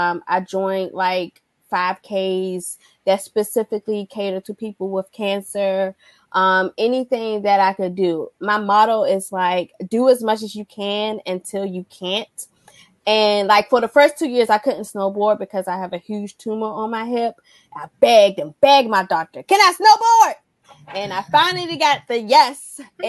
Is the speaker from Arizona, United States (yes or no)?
no; Washington, District of Columbia, United States; also born or lived in Alaska / Georgia / Korea; lived in Alaska, Georgia, Washington, Korea. And we would just do all the outdoor things, especially growing up in Washington, D.C., where that's not common.